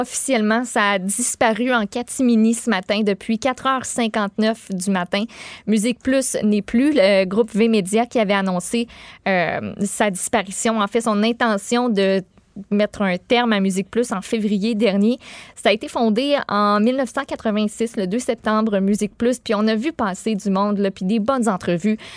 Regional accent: Boischatel, Quebec, Canada; je viens de, de Bois-Châtel. Mes parents restent encore là

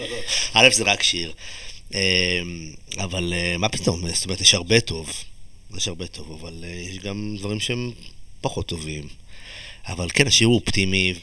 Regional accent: Israel; moved away; הילדות שלי בקיבוץ

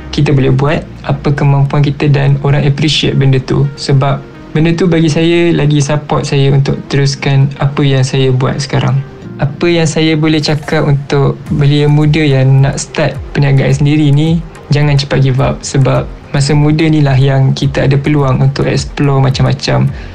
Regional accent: Kuala Lumpur, Malaysia; Saya berasal dari Ampang, Kuala Lumpur berumur 23 tahun

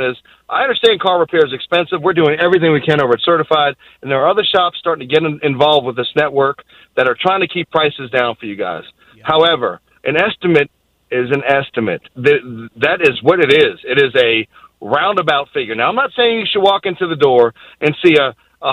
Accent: Boston, Massachusetts, United States; I'm from Boston

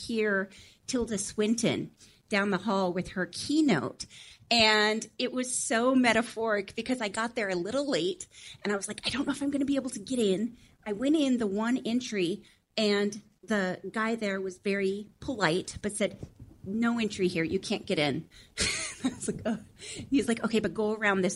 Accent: Montana, United States; I grew up in Montana on a goat farm in a log cabin

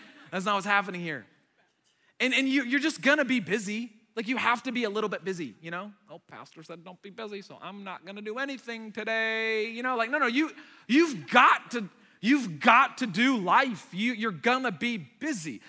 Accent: United States; first language Arabic; English is a second language; they immigrated here to the United States and I was born here

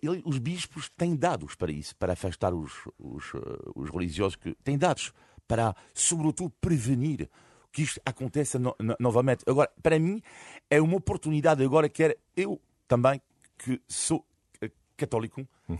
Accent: Brittany, France; now in Portugal; eu sou de, fui cresci na Bretanha

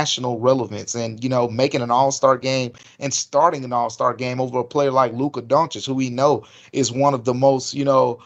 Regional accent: Memphis, Tennessee, United States; as a kid growing up in Memphis

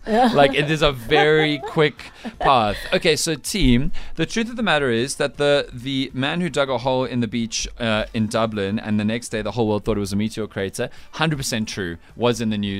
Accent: Scotland, United Kingdom; We're Scottish.

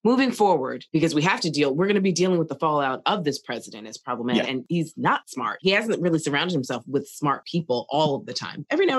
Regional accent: United States; I'm an American as a Black person.

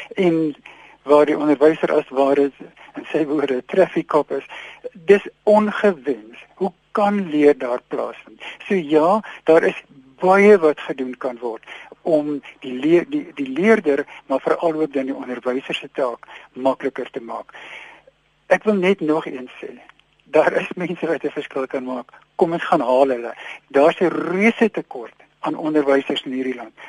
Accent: South Africa; ons as Afrikaners

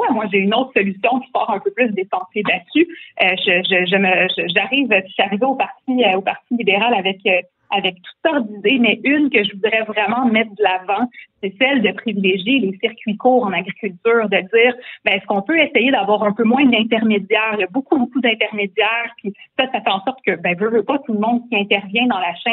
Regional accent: Quebec, Canada; also born or lived in Charlemagne, Quebec / Saint-Urbain-Premier, Quebec; je suis née sur la rive sud, euh, je suis née à Charlemagne et euh, j'ai grandi ma petite enfance euh, aussi euh, sur la rive sud. Après ça, on est déménagé à Saint-Urbain premier Donc moi, je suis une de la campagne aussi.

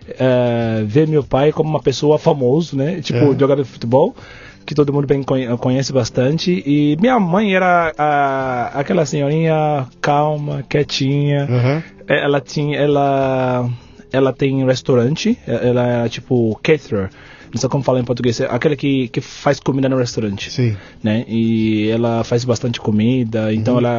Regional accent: Ibadan, Oyo, Nigeria; Portuguese is a second language; moved away as an adult; now in São Paulo, Brazil; Eu nasci, eu nasci na Nigéria, na cidade chama, chamada Ibadan.

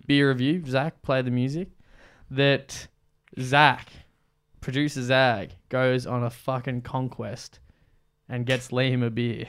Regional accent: Mansfield, Victoria, Australia; I grew up in Mansfield, on another small country town

